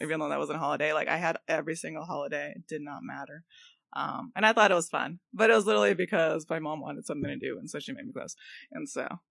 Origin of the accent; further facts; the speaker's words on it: Los Angeles, California, United States; I'm from Boyle Heights